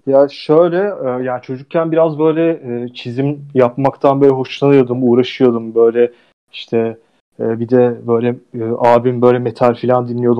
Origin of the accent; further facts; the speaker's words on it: Ankara, Turkey; moved away as an adult; now in Istanbul, Turkey; İstanbul'a geldim filan, ben Ankaralılıyım